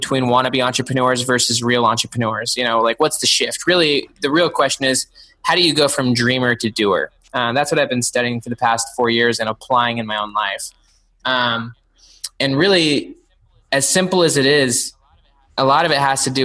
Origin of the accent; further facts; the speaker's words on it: Salt Lake City, Utah, United States; now in Clemson, United States; I grew up in Salt Lake City, actually, just like right in the city.